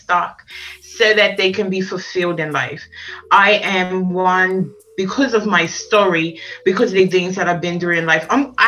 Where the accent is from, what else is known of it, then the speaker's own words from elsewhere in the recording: Bermuda; now in England; I'm originally from Bermuda